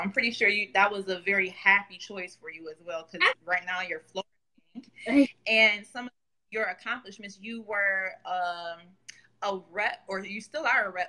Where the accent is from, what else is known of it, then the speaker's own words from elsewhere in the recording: Buffalo, New York, United States; Salley and I, we grew up together in Buffalo, New York